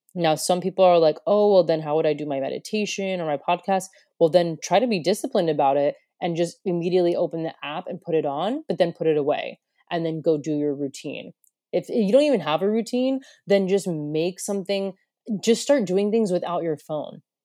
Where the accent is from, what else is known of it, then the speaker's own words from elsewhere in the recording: United States; moved away as an adult; also born or lived in Broome, Australia; now in Australia; I come from America